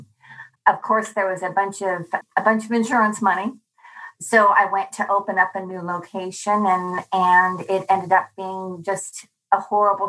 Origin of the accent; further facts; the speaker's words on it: Hawaii, United States; I'm from Hawaii